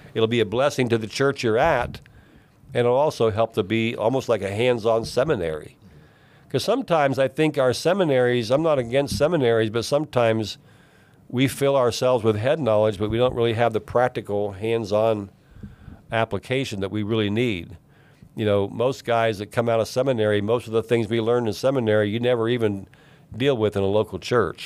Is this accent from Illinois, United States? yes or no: no; East Liverpool, Ohio, United States; also born or lived in Alaska; I grew up in East Liverpool, Ohio, which is about an hour from where I live today, down on the Ohio River